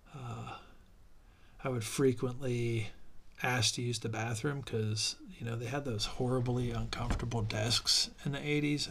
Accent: Ohio, United States; the area that I grew up in Ohio

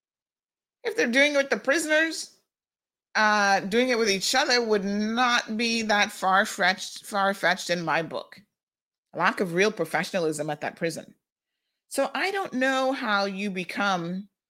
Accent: Tampa, Florida, United States; now in Cayman Islands; my aunt that I grew up with in Tampa

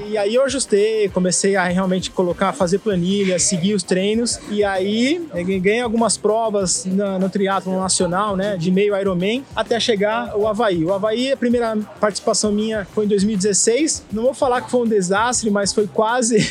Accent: São Bernardo do Campo, São Paulo, Brazil; also born or lived in Coxim, Mato Grosso do Sul; eu nasci no Mato Grosso, né? Minha mãe saiu do Paraguai, meu pai saiu da Paraíba, eles se encontraram entraram no Mato Grosso, foi a cidade onde eu nasci, né, Coxim, e depois logo a gente veio para São Bernardo. Então, com quatro meses já estava aqui em São Bernardo e a minha vida inteira foi, foi aqui no ABC Paulista

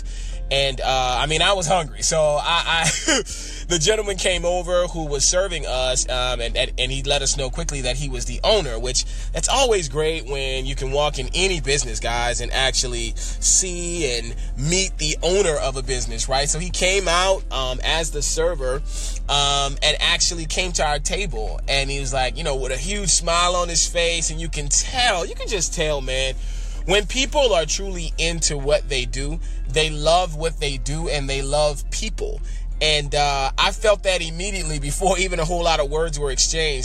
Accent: New Orleans, Louisiana, United States; we're both from New Orleans.

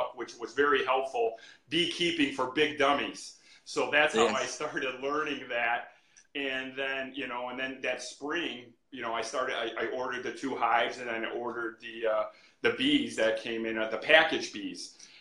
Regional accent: Chicago, Illinois, United States; We're from Chicago on the south side.

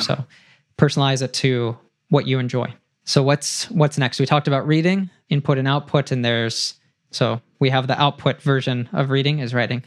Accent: Brazil; English is a second language; why was I born in Brazil

